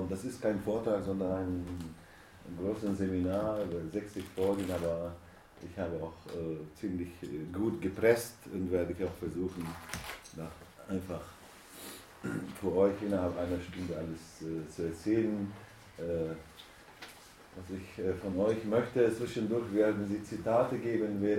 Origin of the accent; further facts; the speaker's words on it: Turkey; ich komme aus der Türkei, aus einer Stadt, wo gar keine Faschisten, keine rechte Gruppierungen oder sowas gibt.